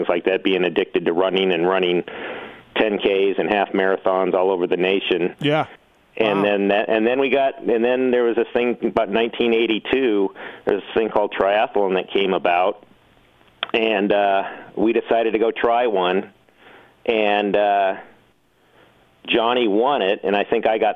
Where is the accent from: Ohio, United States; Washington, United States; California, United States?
California, United States; Southern; I was raised in Southern California